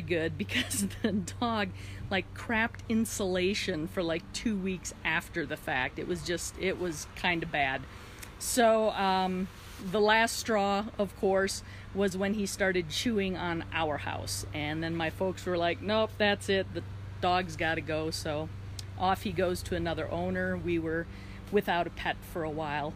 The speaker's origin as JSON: {"language": "English", "region": "Wisconsin", "country": "United States", "tie": "born or raised there", "said": "And I grew up in Wisconsin, so winters there are very cold."}